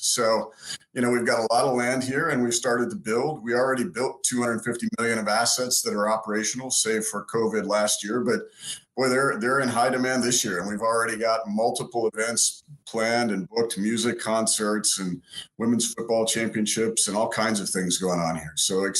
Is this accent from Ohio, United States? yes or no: yes; Ohio, United States; I grew up in Ohio